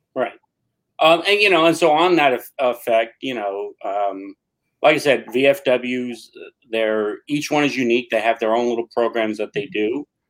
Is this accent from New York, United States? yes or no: yes; New York City, New York, United States; now in Patchogue, United States; I grew up in New York City